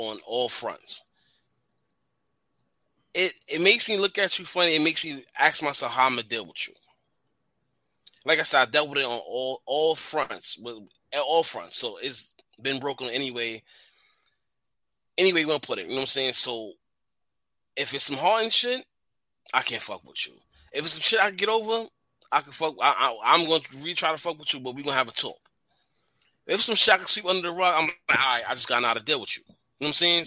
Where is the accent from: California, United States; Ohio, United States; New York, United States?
New York, United States; New York City; also born or lived in Rockaway, Queens; I'm from the Bronx